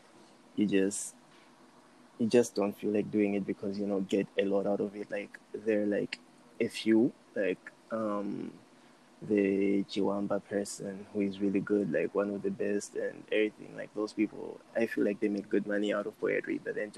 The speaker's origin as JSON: {"language": "English", "town": "Lilongwe", "region": "Central Region", "country": "Malawi", "moved": "yes", "said": "I'm from Area 25, yeah, but currently staying outside the country"}